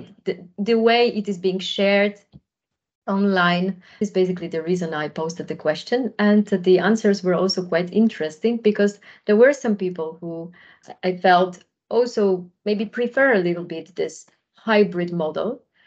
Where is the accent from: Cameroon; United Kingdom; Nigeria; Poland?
Poland; moved away as an adult; also born or lived in Germany / Netherlands; I, on my own, am originally from Poland. Majority of my working life I spent in Germany and the Netherlands.